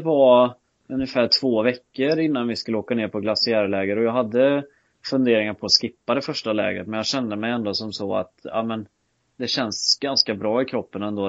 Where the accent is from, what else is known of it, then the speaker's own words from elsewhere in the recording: Skövde, Västra Götaland, Sweden; jag är född och uppvuxen hemma i Skövde